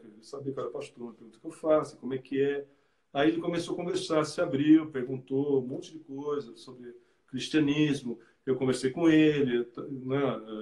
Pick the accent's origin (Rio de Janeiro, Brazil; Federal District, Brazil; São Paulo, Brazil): São Paulo, Brazil; moved away as an adult; now in France; eu lembro quando pequeno, na igreja de Vila Mariana, eu sou de São Paulo, frequentava, nascido na igreja de Vila Mariana